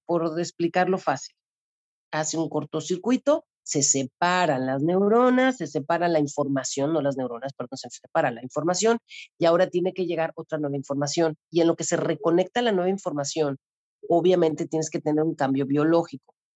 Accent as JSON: {"language": "Spanish", "region": "Mexico City", "country": "Mexico", "tie": "born or raised there", "also_born_or_lived": "Cozumel", "moved": "yes", "lives_now": "Cancún, Mexico", "said": "yo soy originaria de la Ciudad de México y llegué a vivir a Cozumel hace 30 años"}